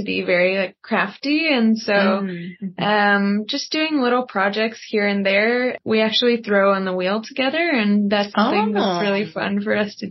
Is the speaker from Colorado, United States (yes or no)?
yes; Conifer, Colorado, United States; moved away; also born or lived in Hawaii; I grew up in Colorado, up in Conifer